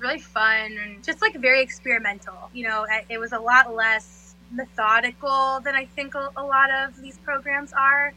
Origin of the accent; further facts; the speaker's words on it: Florida, United States; moved away as an adult; also born or lived in Jacksonville, Florida; now in New York, United States; I was born and raised in South Florida, and um, I guess half raised there. And then when I was about ten, I moved to Jacksonville, which is Northeast Florida